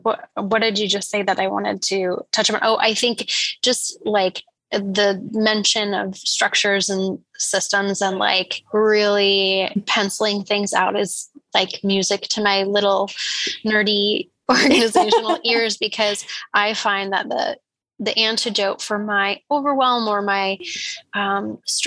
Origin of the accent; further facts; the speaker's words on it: Canada; We're Canadian